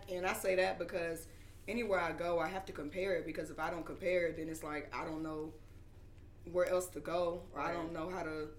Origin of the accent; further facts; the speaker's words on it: Biloxi, Mississippi, United States; moved away as an adult; also born or lived in Florida; now in Atlanta, United States; Yeah, I'm from Mississippi. I'm from Biloxi. I'm from the east side of where I'm from. Mm-hmm. So, you know, I've been in Atlanta for about 5 years. I moved here from Florida.